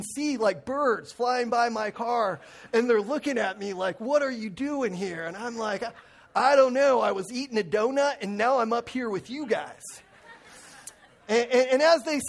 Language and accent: English; Lake Arrowhead, California, United States; moved away; also born or lived in Crestline; I grew up in the mountains of Crestline and Lake Arrowhead